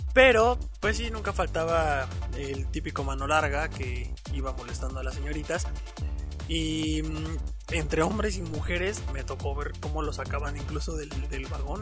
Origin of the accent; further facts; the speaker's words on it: Mexico City, Mexico; mi queridísima CDMX, porque no, obviamente soy chilango